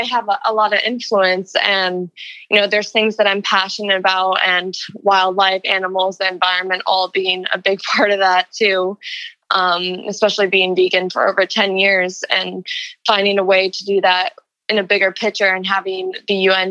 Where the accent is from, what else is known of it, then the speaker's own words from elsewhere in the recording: Florida, United States; We're both from Florida. We both went to Florida State